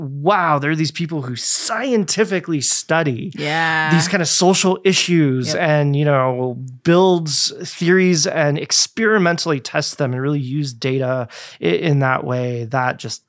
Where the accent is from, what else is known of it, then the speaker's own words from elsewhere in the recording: Germany; born there; I was born in Germany. And lived a few places in Germany. I went to first through third grade in Germany.